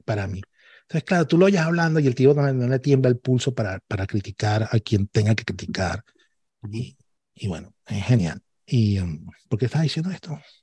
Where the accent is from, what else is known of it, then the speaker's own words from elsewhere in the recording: Venezuela; moved away as an adult; now in Barcelona, Spain; yo soy venezolano